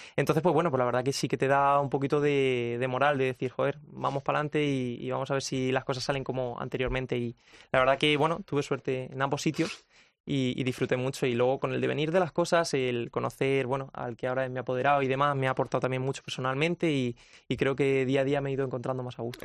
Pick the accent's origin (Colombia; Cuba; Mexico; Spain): Spain; Ayora, Valencian Community; also born or lived in Albacete; me he criado en, Ayora, en mi pueblo, desde bien pequeñito